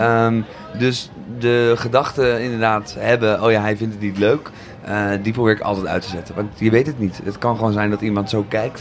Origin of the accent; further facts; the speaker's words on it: Zoetermeer, South Holland, Netherlands; moved away as an adult; also born or lived in Amsterdam; ik ben opgegroeid in Zoetermeer